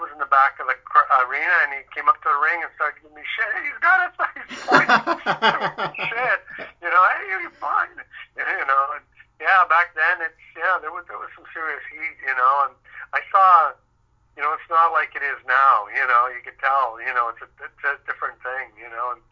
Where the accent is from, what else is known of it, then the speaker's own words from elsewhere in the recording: Victoria, British Columbia, Canada; also born or lived in Vancouver; I grew up in Victoria and then moved to Vancouver, and I lived in the Marple area